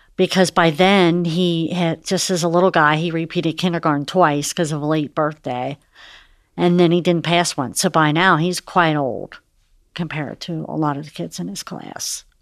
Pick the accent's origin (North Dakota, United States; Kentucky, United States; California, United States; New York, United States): Kentucky, United States; Fort Thomas; we're from Fort Thomas. Eric and I both grew up, we've been there all our lives